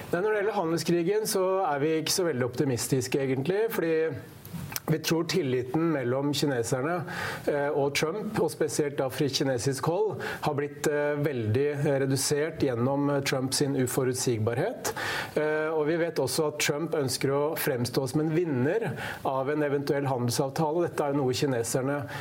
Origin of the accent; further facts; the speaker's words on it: Hamar, Innlandet, Norway; som vi sier på Hamar, der jeg kommer fra